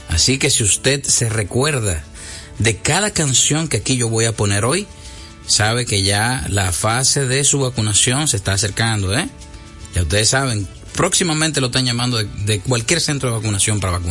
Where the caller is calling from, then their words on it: Bonao, Monseñor Nouel, Dominican Republic; Buenas tardes … de Malmón. Bonao.